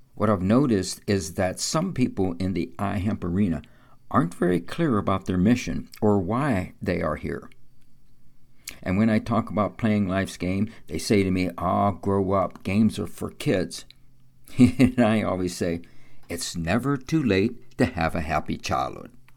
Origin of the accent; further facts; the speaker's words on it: New Kensington, Pennsylvania, United States; my hometown of New Kensington, eighteen miles north of Pittsburgh on the Allegheny River